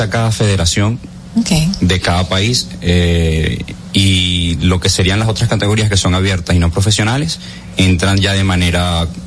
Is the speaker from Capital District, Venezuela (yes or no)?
yes; Caracas, Capital District, Venezuela; now in Dominican Republic; yo vengo de Caracas, yo soy de Venezuela